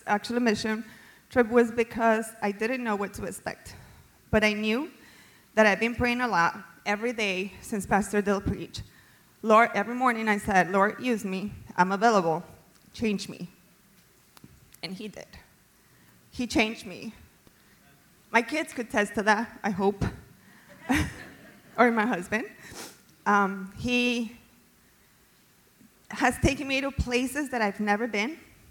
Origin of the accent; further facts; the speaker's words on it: Colombia; now in United States; I was born and raised in Colombia